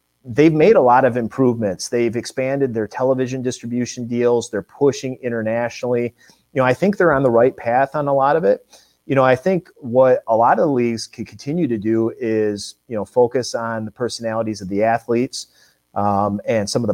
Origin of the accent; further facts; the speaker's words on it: Michigan, United States; I grew up in Michigan